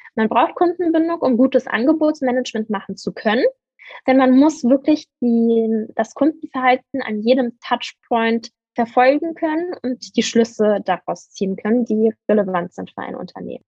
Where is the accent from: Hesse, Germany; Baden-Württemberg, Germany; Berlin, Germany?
Berlin, Germany; Ich bin ähm, Berlinerin